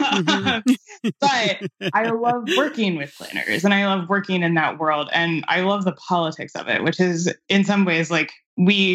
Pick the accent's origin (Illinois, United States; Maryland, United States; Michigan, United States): Maryland, United States; Anne Arundel County; also born or lived in Cleveland / Washington DC; now in Washington, D.C., United States; Anne Arundel County, which is where I grew up in Maryland.